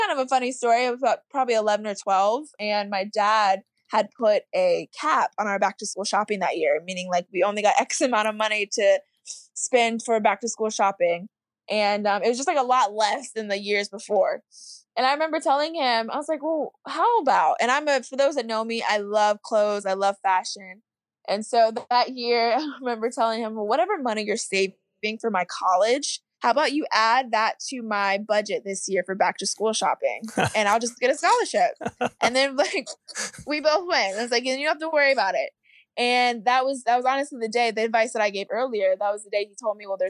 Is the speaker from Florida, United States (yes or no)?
yes; Oldsmar, Florida, United States; I grew up in Tampa, Florida, or Oldsmar, Florida, which is really a suburb of Tampa